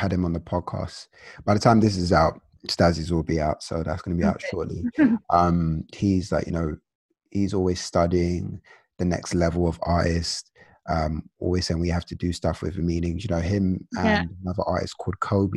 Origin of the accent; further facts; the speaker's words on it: London, United Kingdom; I'm from London